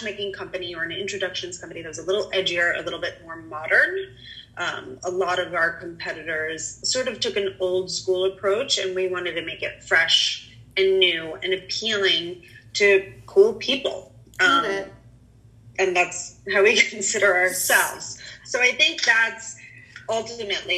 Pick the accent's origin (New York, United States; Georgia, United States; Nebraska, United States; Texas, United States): New York, United States; New York City; now in California, United States; I'm originally from New York City and now reside in California